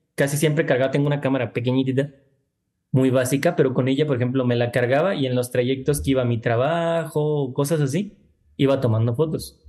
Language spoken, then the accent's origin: Spanish; Tlajomulco de Zúñiga, Jalisco, Mexico; el lugar de donde yo vengo, de donde siempre estoy, donde está mi familia